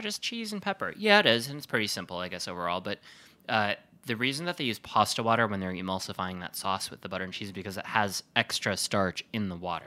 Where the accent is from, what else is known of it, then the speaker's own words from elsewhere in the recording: Sheboygan, Wisconsin, United States; I'm from Sheboygan, which is where the Kohler Company is